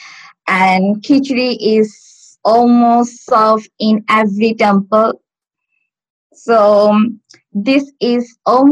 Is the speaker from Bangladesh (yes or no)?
yes; Bangladesh; first language Bengali; English is a second language; moved away as an adult; now in Stockport, United Kingdom; My mother tongue is Bangladesh